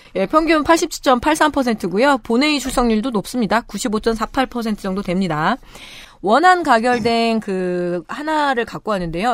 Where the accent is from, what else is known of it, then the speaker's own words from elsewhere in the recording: Chungju, North Chungcheong, South Korea; 저는 충주시 봉방동에서 태어났는데, 안방에서 태어났더라고요